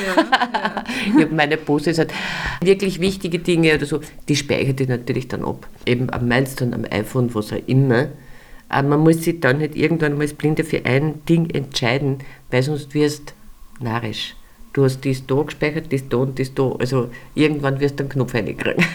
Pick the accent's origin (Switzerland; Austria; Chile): Austria; bei uns in Österreich